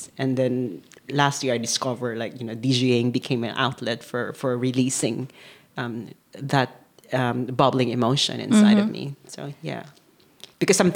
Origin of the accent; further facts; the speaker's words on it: Manila, Metro Manila, Philippines; moved away as an adult; also born or lived in Amsterdam, Netherlands; now in Maastricht, Netherlands; I'm originally from Manila, Philippines. I was born in Manila